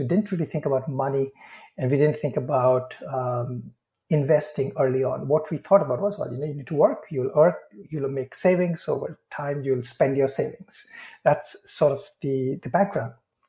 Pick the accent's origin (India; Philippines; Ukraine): India; So, I come from India and my father is a professor, was a professor.